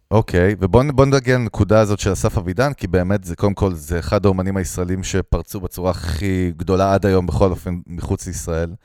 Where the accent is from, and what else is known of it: Ganei Tikva, Central District, Israel; born or raised there; also born or lived in Russia (ancestry)